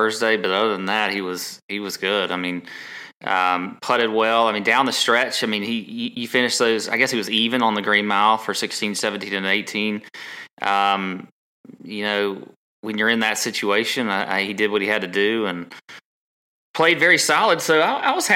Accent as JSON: {"language": "English", "region": "the South", "country": "United States", "tie": "born or raised there", "said": "We grew up in the South"}